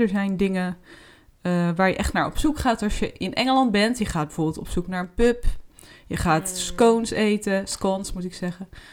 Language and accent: Dutch; Netherlands; wij zijn Nederlanders